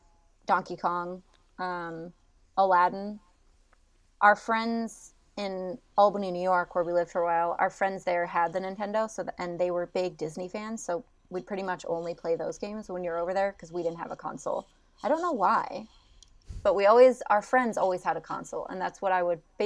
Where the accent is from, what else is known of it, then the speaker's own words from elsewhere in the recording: Netherlands; also born or lived in Germany; I grew up in Europe, so most of my life I spent in the Netherlands and Germany.